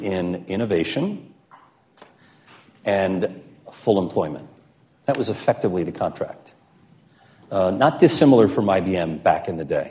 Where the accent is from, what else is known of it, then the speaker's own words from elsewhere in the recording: United States; also born or lived in New York; now in Chicago, United States; I'm from New Jersey and New York.